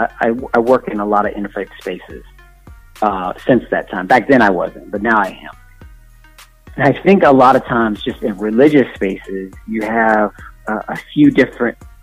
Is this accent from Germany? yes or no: no; Indiana, United States; I'm from Indiana.